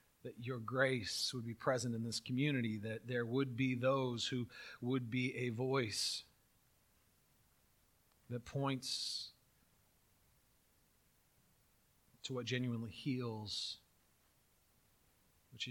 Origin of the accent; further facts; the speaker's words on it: California, United States; I grew up in California doing earthquake drills